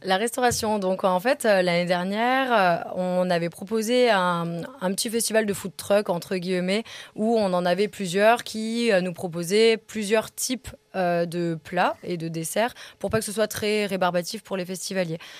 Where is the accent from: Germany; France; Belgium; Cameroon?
France; Alsace, Grand Est; now in Savoie, France; je suis alsacienne